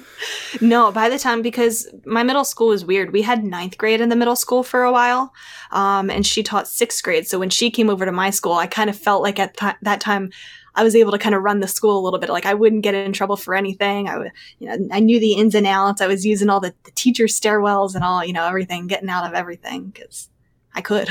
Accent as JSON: {"language": "English", "area": "outside of Philadelphia", "region": "Pennsylvania", "country": "United States", "tie": "born or raised there", "said": "I still live in the same hometown that I grew up in, um, outside of Philadelphia, about thirty minutes out of the city."}